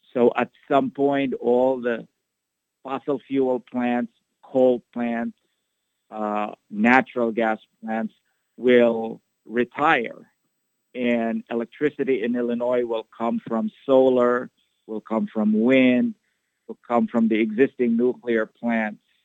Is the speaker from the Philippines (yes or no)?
yes; Philippines; moved away as an adult; also born or lived in Iowa, United States / New York City, United States; now in Chicago, United States; I was born there, but I grew up in the Philippines and did all of my schooling in the Philippines